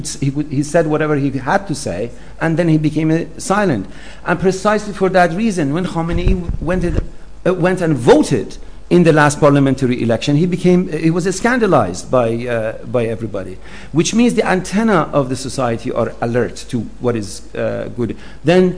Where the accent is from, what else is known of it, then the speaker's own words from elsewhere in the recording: southern Iran, Iran; now in United States; what they mean by Arabs in the south, because we have darker complexion, they call us Arabs